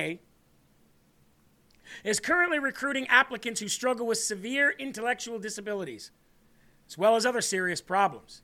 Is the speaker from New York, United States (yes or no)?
no; Illinois, United States; moved away; Do you think that I love going back to my home state and seeing it in such a disaster? It looks like trash. When I go to Illinois, I feel like trash